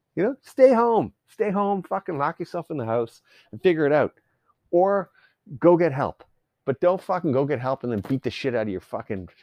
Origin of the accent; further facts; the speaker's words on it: Canada; I'm Canadian.